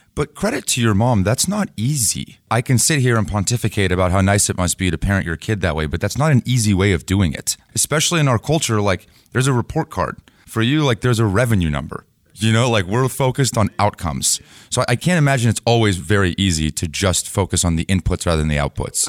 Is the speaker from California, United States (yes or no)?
yes; Bay Area, California, United States; I grew up in the Bay Area